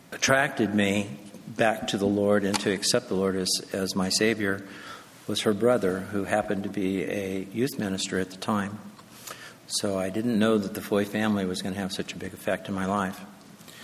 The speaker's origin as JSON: {"language": "English", "town": "Escondido", "region": "California", "country": "United States", "tie": "born or raised there", "said": "we grew up in Christian homes, attended a strong church, Emmanuel Faith Community Church down in Escondido"}